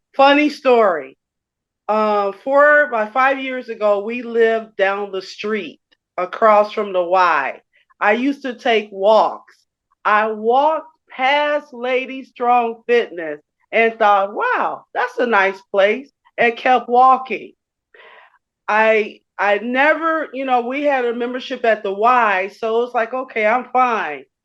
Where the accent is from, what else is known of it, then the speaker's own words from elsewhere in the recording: Chicago, Illinois, United States; I grew up in Chicago on the west side of Chicago.